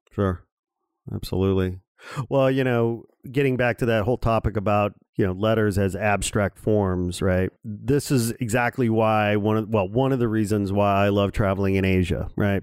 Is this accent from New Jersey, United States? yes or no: no; Gary, Indiana, United States; I was born in Gary, Indiana